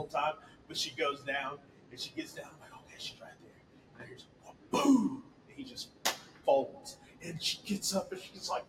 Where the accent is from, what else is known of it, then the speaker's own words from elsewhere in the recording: Goliad, Texas, United States; I was lucky enough to have like friends growing up in Goliad, of course, that like took me hunting with them